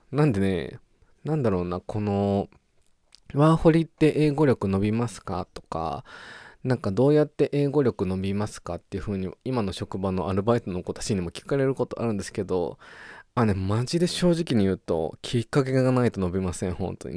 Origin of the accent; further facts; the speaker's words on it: Japan; accent: Japanese English pronunciation; moved away as an adult; now in Australia; 日本、ジャパニーズ、イングリッシュ、プロナンセーション